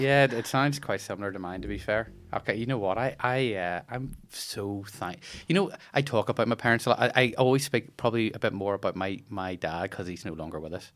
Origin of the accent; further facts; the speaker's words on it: Bangor, Northern Ireland, United Kingdom; I grew up in Bangor